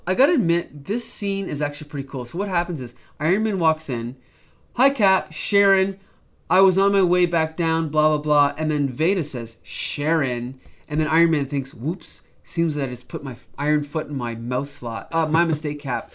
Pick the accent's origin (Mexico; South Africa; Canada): Canada; as a Canadian